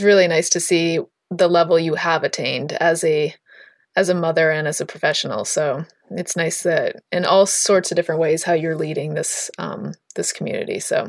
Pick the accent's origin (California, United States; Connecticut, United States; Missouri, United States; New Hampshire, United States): New Hampshire, United States; Littleton; moved away; I'm recording this episode from my hometown, from my parents' house where I grew up in, my pink wallpapered bedroom in Littleton, New Hampshire.